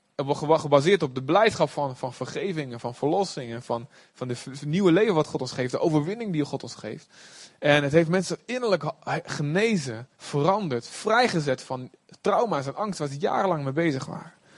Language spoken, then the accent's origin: Dutch; Olst, Overijssel, Netherlands; Ik kom ook uit Olst, de boskamp